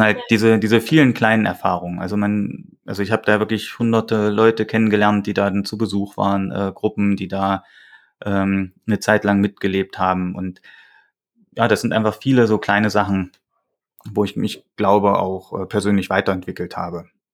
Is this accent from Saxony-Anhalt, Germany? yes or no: yes; Saxony-Anhalt, Germany; now in Thuringia, Germany; Ich komme eigentlich aus Sachsen-Anhalt